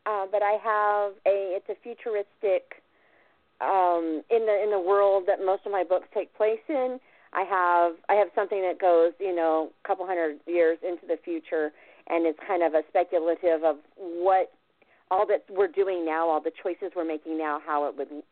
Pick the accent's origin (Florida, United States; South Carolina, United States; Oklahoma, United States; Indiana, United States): Oklahoma, United States; I was born in Oklahoma to an Okie father